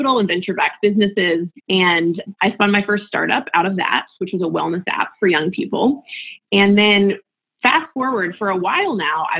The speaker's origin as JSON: {"language": "English", "country": "United States", "tie": "born or raised there", "also_born_or_lived": "West Virginia / Florida", "moved": "as an adult", "lives_now": "San Francisco, United States", "said": "So I grew up in West Virginia and Florida and moved out to San Francisco after college almost 15 years ago."}